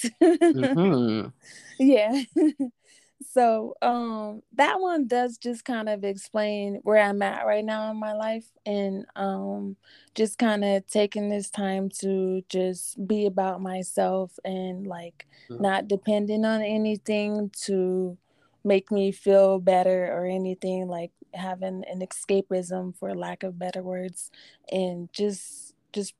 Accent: Denver, Colorado, United States; there's my hometown

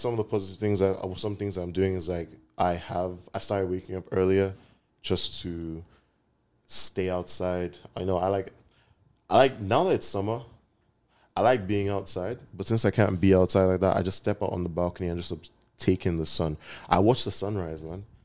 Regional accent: Nigeria; I'm Nigerian

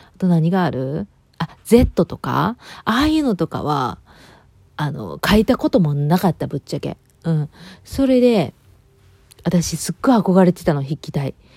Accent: Kobe, Hyogo, Japan; moved away; うちはあの、兵庫県で神戸で

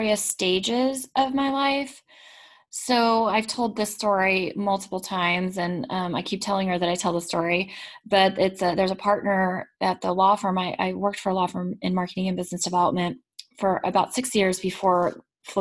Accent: Texas, United States; now in Massachusetts, United States; I'm from Texas originally

